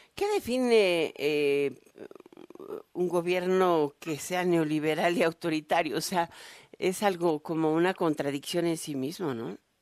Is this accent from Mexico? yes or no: yes; Mexico; nuestro sesgo como sociedad, como mexicanos